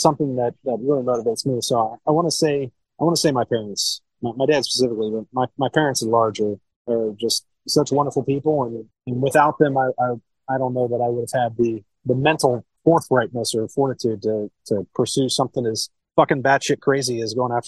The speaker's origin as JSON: {"language": "English", "town": "Cincinnati", "region": "Ohio", "country": "United States", "tie": "born or raised there", "said": "I'm originally born and raised in Cincinnati, Ohio."}